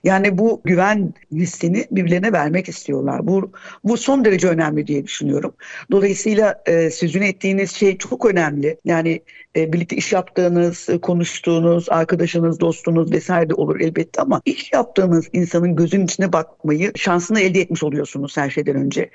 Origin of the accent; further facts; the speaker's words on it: Gaziantep, Turkey; moved away; Ben mesela Gaziantep'liyim.